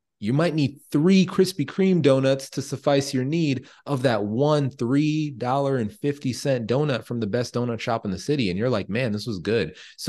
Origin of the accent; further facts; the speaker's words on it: Jamaica; I'm Jamaican